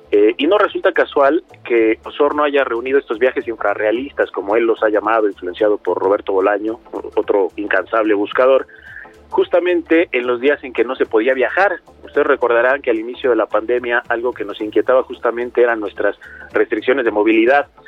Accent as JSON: {"language": "Spanish", "country": "Mexico", "said": "en gran medida ese choque cultural nos atrae mucho como lectores mexicanos."}